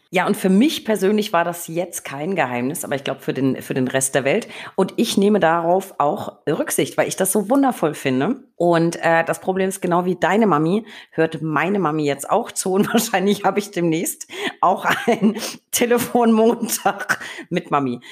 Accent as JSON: {"language": "German", "area": "Franconia", "region": "Bavaria", "country": "Germany", "tie": "born or raised there", "also_born_or_lived": "Berlin / Hamburg", "moved": "yes", "said": "Franken, meine Heimat"}